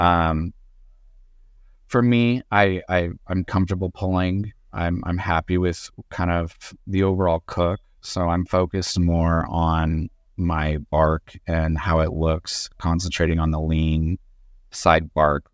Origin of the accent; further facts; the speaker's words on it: Southern California, United States; I'm originally from Southern California